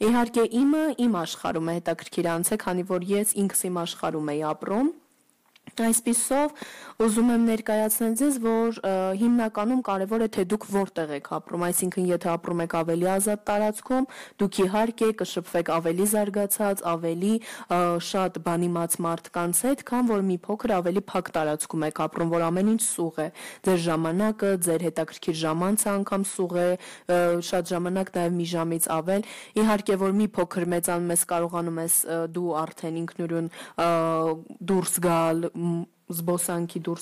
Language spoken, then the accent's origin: Armenian; Istanbul, Turkey; now in Armenia; ես մեծացել եմ այնտեղ